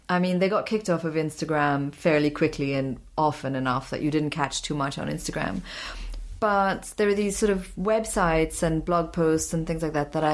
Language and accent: English; Syria; moved away; also born or lived in Pakistan / Afghanistan; I grew up in Syria. I'm from Pakistan. I'm half Afghan.